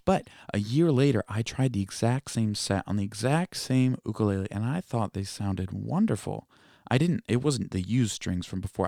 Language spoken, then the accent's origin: English; East Coast, United States; I'm from the East Coast. I'm not actually from Hawaii